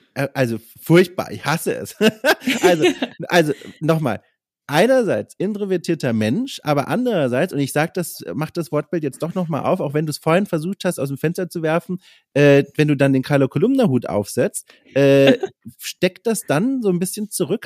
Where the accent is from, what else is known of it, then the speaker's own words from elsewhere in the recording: Franconia, Bavaria, Germany; moved away; Ich komme nicht aus Schwaben, sondern aus okay. Franken